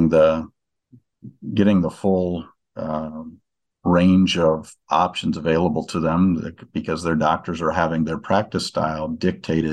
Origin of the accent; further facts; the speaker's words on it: Northwest Iowa, United States; moved away; also born or lived in Des Moines, Iowa; we moved and went to Northwest Iowa. And, that was my hometown where I am now